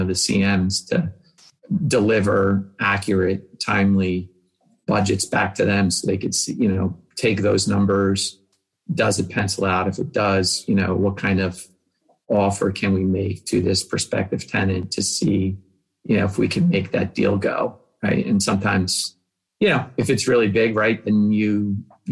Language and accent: English; New Jersey, United States; also born or lived in Philadelphia; I grew up in New Jersey, went to school in Philadelphia